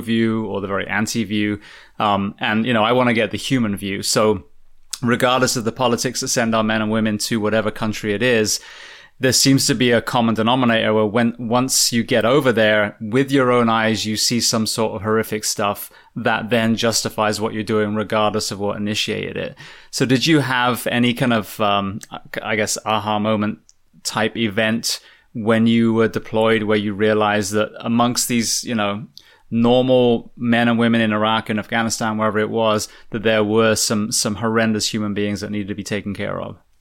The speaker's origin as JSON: {"language": "English", "region": "England", "country": "United Kingdom", "said": "I'm a fireman from England."}